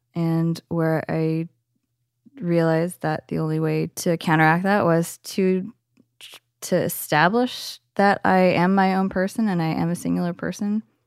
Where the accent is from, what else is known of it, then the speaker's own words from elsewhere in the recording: Bay Area, California, United States; I'm from the Bay Area